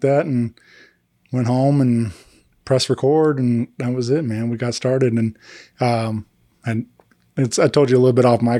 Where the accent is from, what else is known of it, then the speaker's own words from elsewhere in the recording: Wentzville, Missouri, United States; my hometown. I grew up in Wentzville